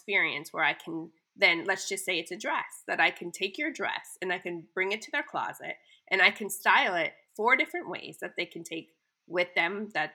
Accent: California, United States; moved away; growing up in California

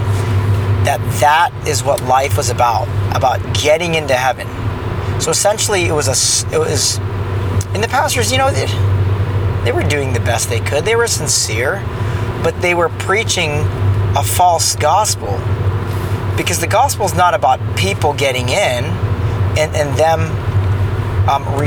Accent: Orange County, California, United States; I grew up in Orange County

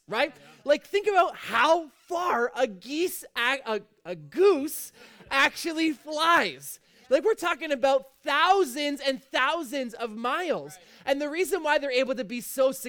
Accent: Fort Erie, Ontario, Canada; I've lived basically in Fort Erie my whole life.

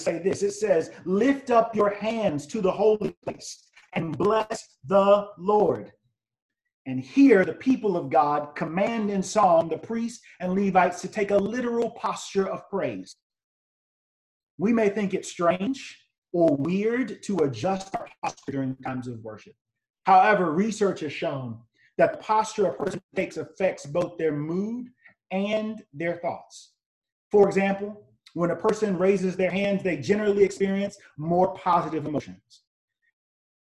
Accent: Greenville, South Carolina, United States; I grew up in Greenville, South Carolina, and my grandfather was my pastor.

